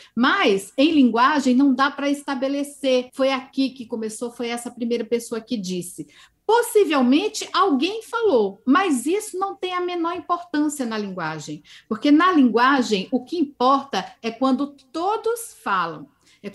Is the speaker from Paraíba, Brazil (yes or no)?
yes; Campina Grande, Paraíba, Brazil; moved away; Eu vim do Nordeste do Brasil, sou nordestina, sou paraibana, né? Sou de Campina Grande, a capital do forró. E cresci com essa linguagem muito expressiva